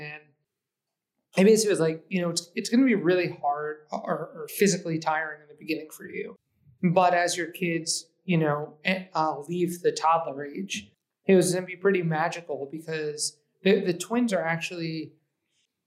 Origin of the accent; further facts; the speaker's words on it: Eastchester, New York, United States; also born or lived in Manhattan, New York; now in Brooklyn, United States; I was actually born in Manhattan, but I identify as growing up in the suburbs. So I grew up in Lower Westchester County, in between Yonkers and New Rochelle, in a small town called Eastchester